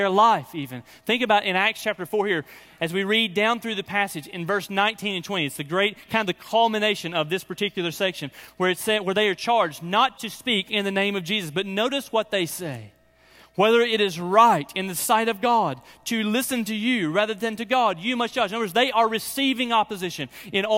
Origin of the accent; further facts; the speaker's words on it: Birmingham, Alabama, United States; I'm actually from Birmingham